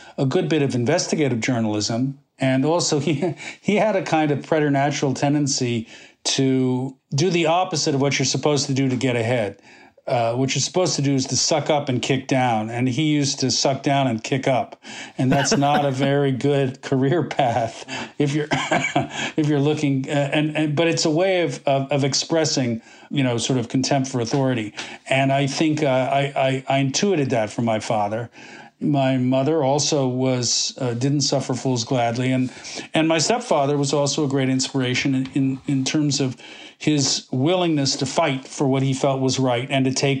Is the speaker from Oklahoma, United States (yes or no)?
no; Boston, Massachusetts, United States; also born or lived in New York City / Connecticut; I was born in New York City, and I grew up first 3 years in New York, and then my mom and dad divorced, and I grew up in New England, mostly Boston, and then a little bit in Connecticut.